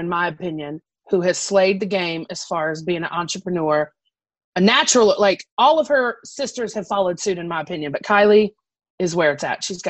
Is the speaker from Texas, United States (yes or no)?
no; Georgia, United States; moved away; also born or lived in Roanoke, Virginia; I'm from Georgia.